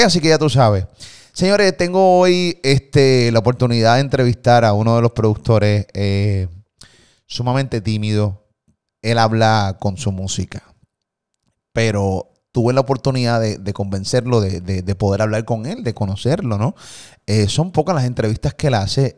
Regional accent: Puerto Rico; de Puerto Rico

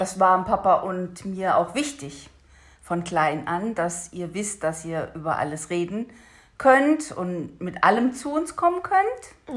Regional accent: Hesse, Germany; da wo ich aufgewachsen bin in Hessen

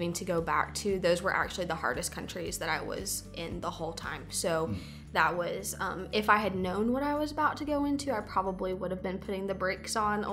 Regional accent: Dalton, Georgia, United States; also born or lived in Milledgeville, Georgia / Gainesville, Georgia; I was born and raised in Dalton.

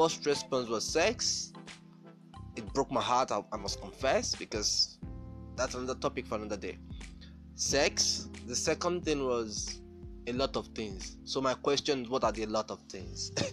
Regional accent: Nigeria; I'm from Nigeria

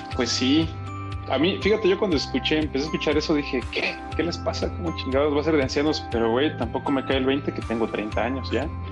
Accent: Mexico; soy mexicano.

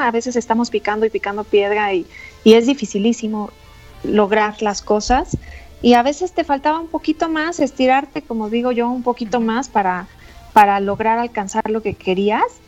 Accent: Mexico; como buenas mujeres mexicanas luchadoras que somos

